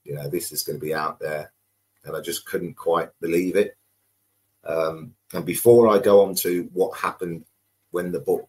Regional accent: Coventry, West Midlands, United Kingdom; moved away as an adult; also born or lived in London / Bristol; Starting 9 years old, growing up in Coventry

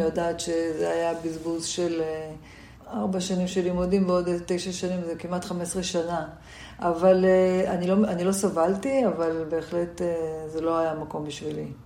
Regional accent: Jerusalem, Jerusalem District, Israel; also born or lived in Tel Aviv; גדלתי בירושלים

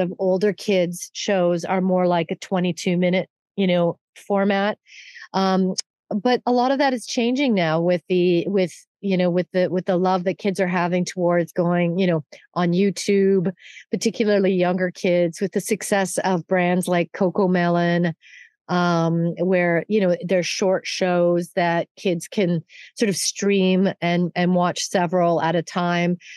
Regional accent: Canada; moved away; I am Canadian

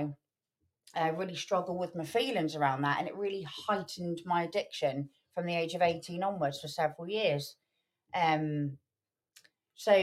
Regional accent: Poole, South West England, United Kingdom; moved away as an adult; now in Birmingham, United Kingdom; I'm from a place called Poole down in Dorset.

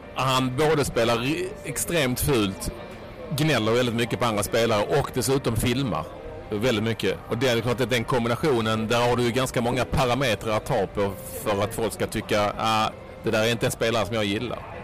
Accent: Sweden; som svensk

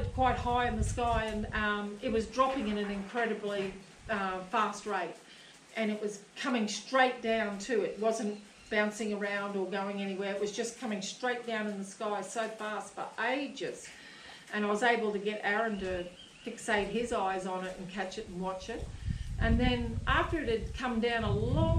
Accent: Gympie, Queensland, Australia; I'm from Gympie Way. I lived out on a property outside Gympie

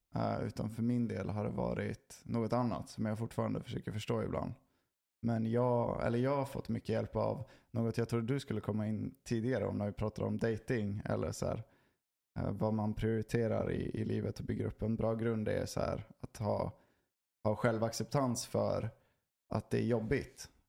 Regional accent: Sweden; vi är inte en social kultur, Sverige.

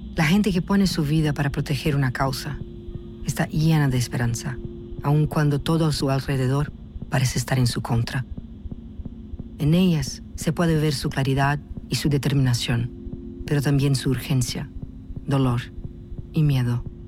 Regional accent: Brazil; Spanish is a second language; Yo soy brasileña

